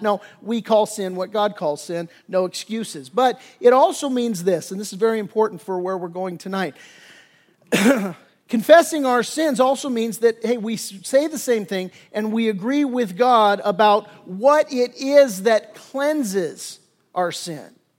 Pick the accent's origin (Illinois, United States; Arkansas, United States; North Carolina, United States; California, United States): California, United States; Torrance; I grew up in the South Bay down in Torrance